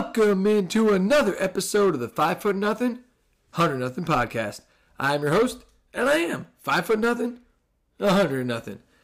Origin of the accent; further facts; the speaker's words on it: New Jersey, United States; also born or lived in Indiana; now in Texas, United States; I'm from Jersey. I spend time in Indiana. I live in Texas now